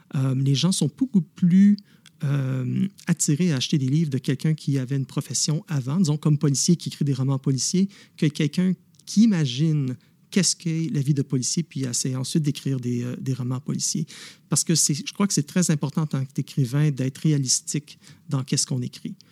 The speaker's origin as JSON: {"language": "French", "town": "Montreal", "region": "Quebec", "country": "Canada", "tie": "born or raised there", "moved": "yes", "lives_now": "Ottawa, Canada", "said": "je suis né à Montréal, mais j'habite maintenant à Ottawa"}